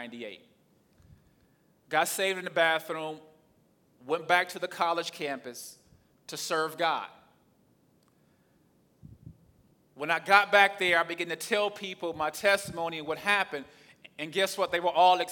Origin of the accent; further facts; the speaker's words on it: the South, United States; accent: southern; my southern accent or my southern slang